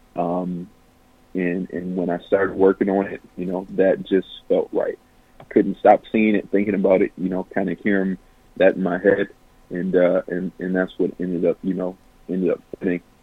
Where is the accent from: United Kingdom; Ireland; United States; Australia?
United States; Flint, Michigan; my hometown and for my community.